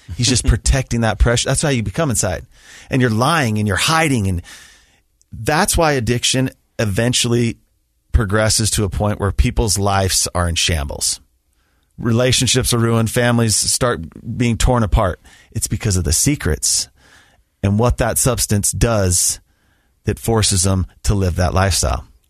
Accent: Sandy, Utah, United States; also born or lived in Alpine, Utah; I grew up in the Sandy Draper area, attended Alta High School.

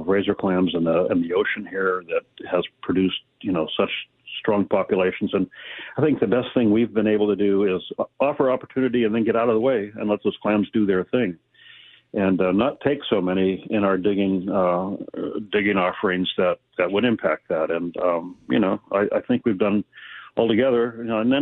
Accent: Aberdeen, Washington, United States; I grew up in Aberdeen

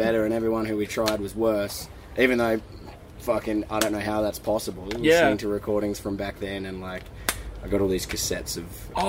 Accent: Adelaide, South Australia, Australia; born and raised in Adelaide

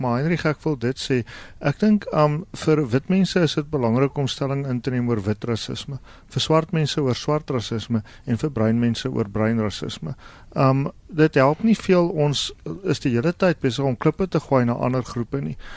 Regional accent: South Africa; ons as Suid-Afrikaners

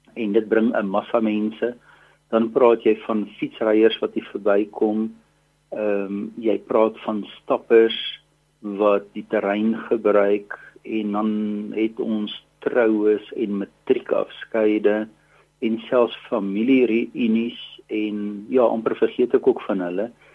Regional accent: South Africa; ons as Afrikaners

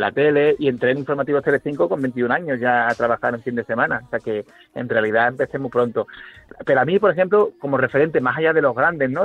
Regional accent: Seville, Andalusia, Spain; moved away; also born or lived in Guadalajara; mi tierra

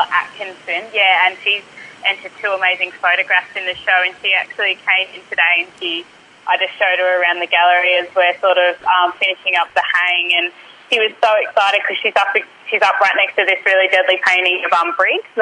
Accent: Bairnsdale, Victoria, Australia; also born or lived in Murray River; now in Melbourne, Australia; my mob originally from up on the Murray River, but I grew up in Bairnsdale, like 4 hours southeast of Melbourne.

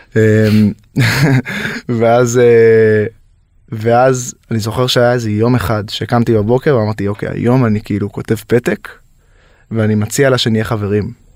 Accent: Yehud, Central District, Israel; now in Los Angeles, United States; אני גדלתי ביהוד, נווה מונוסון, אם להיות מדויק

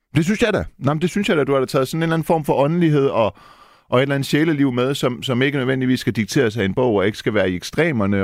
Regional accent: Denmark; Jeg er jo født og opvokset i Danmark

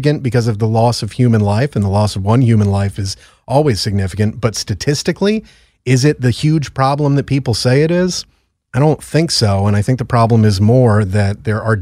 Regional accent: Connecticut, United States; It's my home state

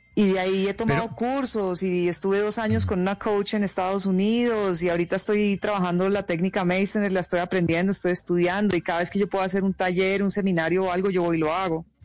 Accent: Colombia; also born or lived in New York, United States / Hawaii, United States; Yo crecí en Colombia

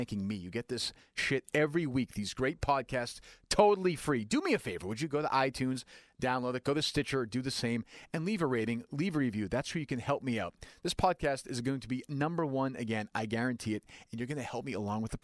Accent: Winchester, Massachusetts, United States; I grew up in Winchester.

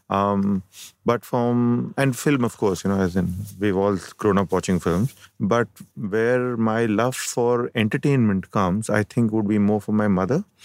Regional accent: Mumbai, Maharashtra, India; also born or lived in Kerala / Ajmer / Chennai; I have been born and brought up in Bombay

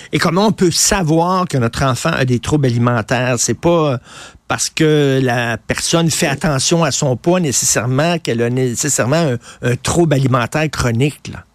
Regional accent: Montreal, Quebec, Canada; j'ai grandi à Verdun, je viens de Verdun

